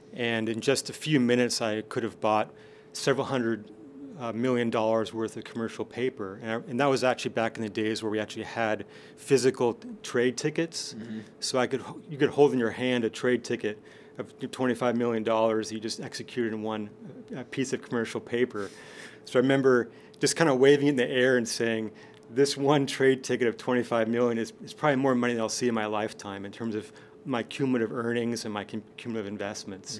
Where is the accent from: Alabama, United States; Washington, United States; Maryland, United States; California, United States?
Washington, United States; Seattle; also born or lived in Stanford; I grew up in Seattle, and then I wanted to come back to Seattle after after uh, Stanford